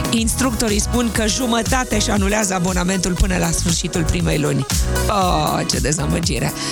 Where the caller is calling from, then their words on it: Iași, Iași County, Romania; eu sunt … din Iași.